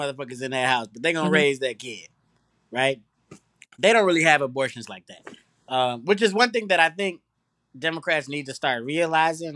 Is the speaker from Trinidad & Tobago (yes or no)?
yes; Trinidad & Tobago; now in United States; I'm from Trinidad